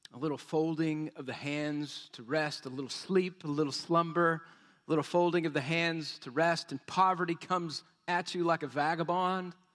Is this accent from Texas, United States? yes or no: yes; Texas, United States; We're from Texas